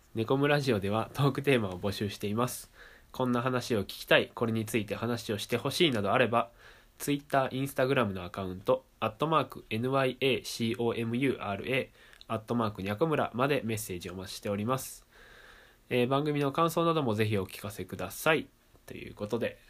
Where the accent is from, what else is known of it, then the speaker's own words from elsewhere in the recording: Amagasaki, Hyogo, Japan; 生まれも育ちも尼崎市